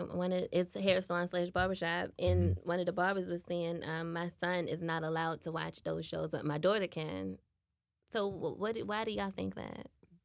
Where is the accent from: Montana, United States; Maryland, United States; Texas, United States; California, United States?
Maryland, United States; Baltimore; I'm from the East.